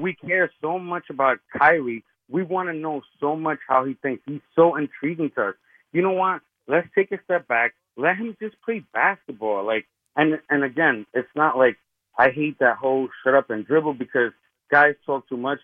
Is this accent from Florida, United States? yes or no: no; Hoboken, New Jersey, United States; I'm from Hoboken